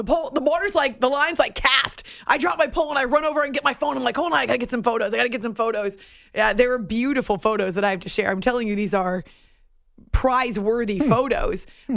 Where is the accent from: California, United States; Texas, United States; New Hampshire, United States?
New Hampshire, United States; I grew up in New Hampshire